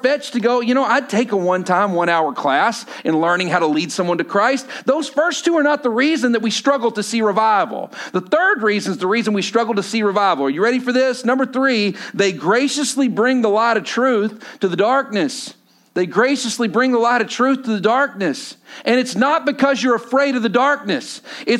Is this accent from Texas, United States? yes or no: yes; Texas, United States; I come from Texas